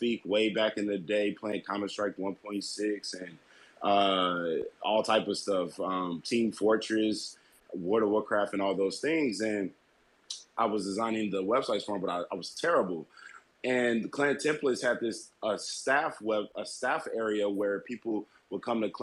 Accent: Ferguson, Missouri, United States; I grew up in Ferguson, St. Louis, Missouri, and I moved to the Boondocks, which is like a predominantly white neighborhood

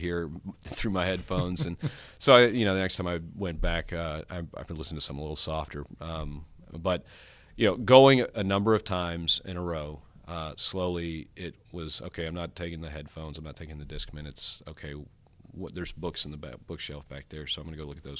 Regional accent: Longview, Texas, United States; I grew up in Northeast Texas here in Longview

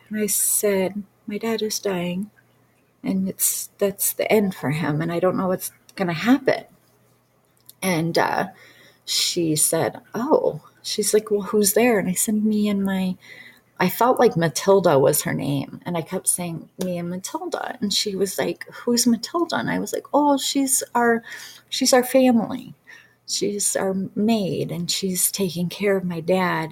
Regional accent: Detroit suburbs, Michigan, United States; I'm from Detroit suburbs, so I, I actually lived a very, I lived in poverty, period. That's just how I grew up.

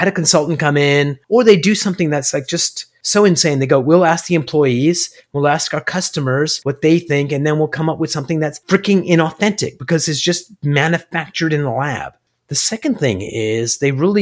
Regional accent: Toronto, Ontario, Canada; moved away as an adult; now in United States; I am a Toronto boy

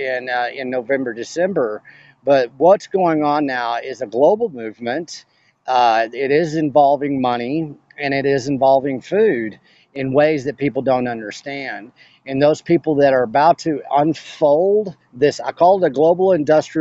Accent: West Texas, United States; moved away as an adult; also born or lived in Austin, Texas; I come from West Texas. This is cattle country. That's why I started the Beef Initiative, is because I'm from cattle country, right?

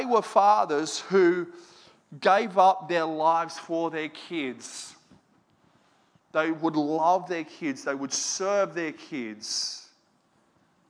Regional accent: Moree, New South Wales, Australia; I grew up in Moree

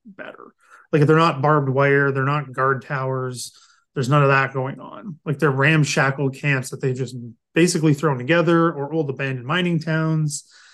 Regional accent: London, Ontario, Canada; where I'm from, I'm from London, uh, London, Ontario

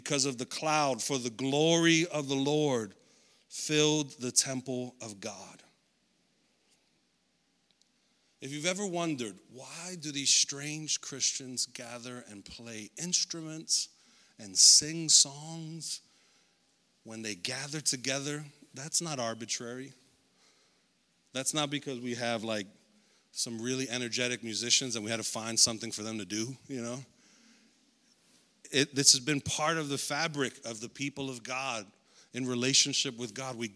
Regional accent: United States; I'm an American

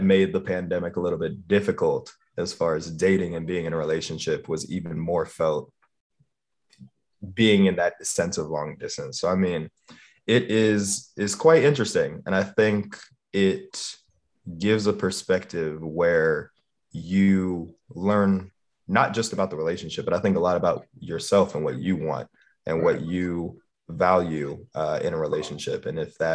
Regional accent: Miami, Florida, United States; I am also from Miami, Florida

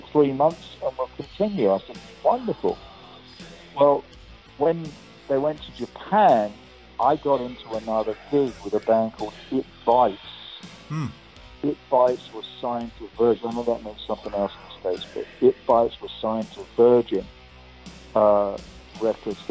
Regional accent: England, United Kingdom; accent: English

